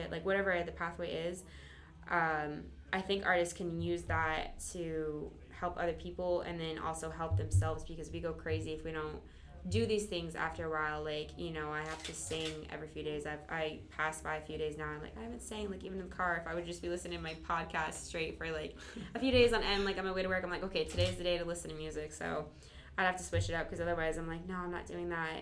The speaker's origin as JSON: {"language": "English", "region": "Michigan", "country": "United States", "tie": "born or raised there", "also_born_or_lived": "Florida", "moved": "yes", "said": "I grew up in the Midwest in Michigan"}